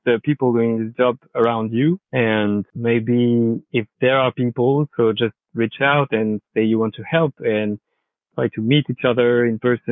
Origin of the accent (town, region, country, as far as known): France; accent: French; English is a second language